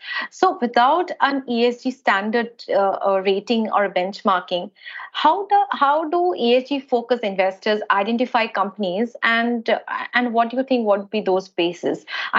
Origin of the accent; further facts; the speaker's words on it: India; we as an Indian, India, we are not a developed country.